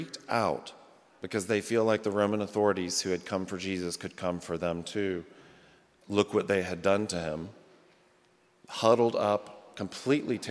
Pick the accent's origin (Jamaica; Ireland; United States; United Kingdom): United States; the South; moved away as an adult; now in Rockford, United States; I'm a Southerner by birth, and the first 25 years of my life or whatever, and in the South